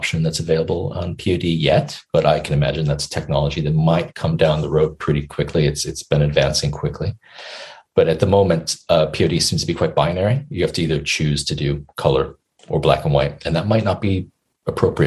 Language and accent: English; United States; now in United Kingdom; as an American